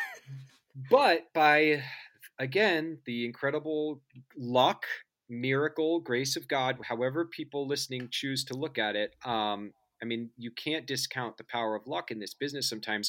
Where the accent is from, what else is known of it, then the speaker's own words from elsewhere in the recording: suburbs of Kansas City, United States; I grew up in Kansas, in um, the suburbs of Kansas City